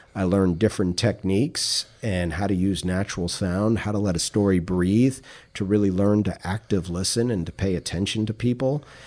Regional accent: New York City, New York, United States; also born or lived in South Florida / Tallahassee, Florida / Jacksonville, Florida; now in Palm Beach County, United States; I grew up in Queens, New York in the seventies

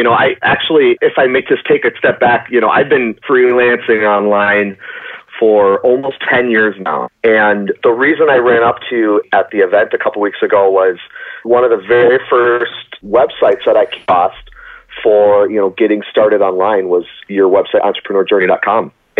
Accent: Spooner, Wisconsin, United States; born there; now in Minneapolis, United States; Yeah, so I was born in a small town called Spooner, Wisconsin, about 2 hours outside of the Twin Cities in Minnesota. My wife and I currently live in Minneapolis, Minnesota, though.

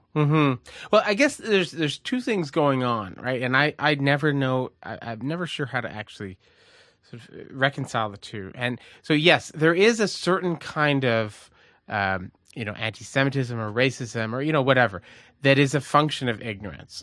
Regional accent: Canada; also born or lived in Baltimore / Montreal; growing up in Canada

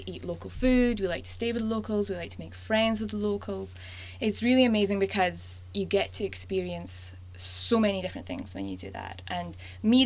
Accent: Scotland, United Kingdom; moved away as an adult; also born or lived in Glasgow, Scotland / Alberta, Canada; now in Canada; I was born and brought up in Scotland, so I have a bit of an accent.

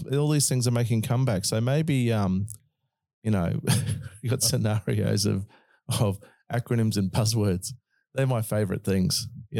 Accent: Australia; accent: Australian; You just misunderstood my Aussie accent.

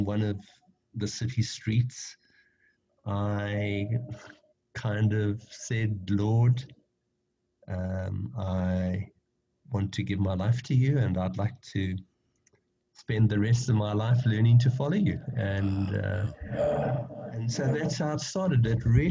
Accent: Johannesburg, Gauteng, South Africa; my home country is South Africa, and like every white person living in this country, I've been deeply shaped and formed for better and for worse by the history of our country.

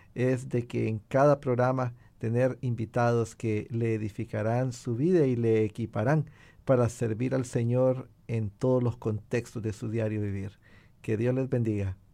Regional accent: Honduras; now in United States; mi país natal, Honduras y también aquí en Estados Unidos

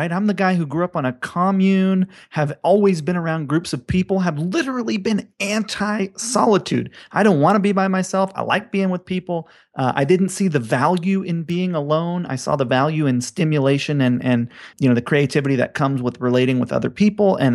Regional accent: Hawaii, United States; growing up in Hawaii

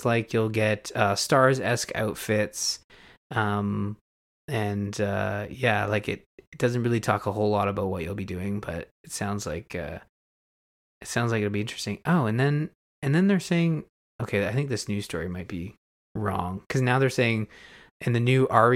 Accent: Canada; I'm Canadian.

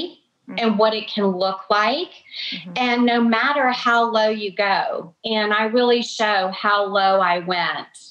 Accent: Atlanta, Georgia, United States; I grew up in Atlanta, but I've got Kentucky roots

